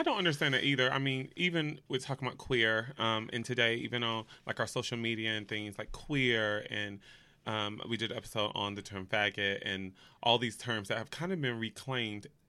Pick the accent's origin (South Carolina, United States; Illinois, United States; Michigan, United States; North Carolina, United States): North Carolina, United States; also born or lived in Los Angeles, California; now in New York, United States; I am from the South, so I'm from North Carolina.